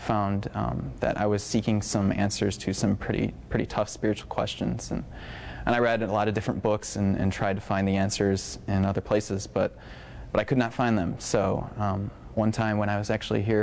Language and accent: English; Central Michigan, United States; moved away as an adult; I grew up in Central Michigan